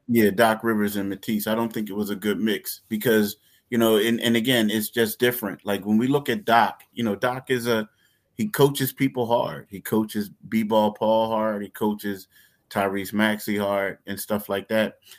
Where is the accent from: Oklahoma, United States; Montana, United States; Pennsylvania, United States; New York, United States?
Pennsylvania, United States; Philadelphia; I'm from Philly. Philly ain't the toughest place in the world. Like, I grew up in Frankfurt all the whole time